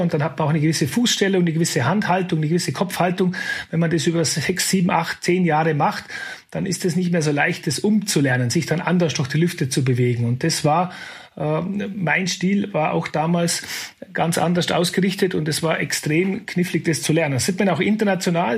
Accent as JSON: {"language": "German", "area": "Kleinwalsertal", "region": "Vorarlberg", "country": "Austria", "tie": "born or raised there", "said": "Ich bin im Kleinwalsertal aufgewachsen"}